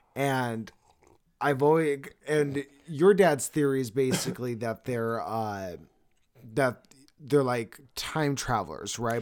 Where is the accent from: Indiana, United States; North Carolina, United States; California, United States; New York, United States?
California, United States; I was born in California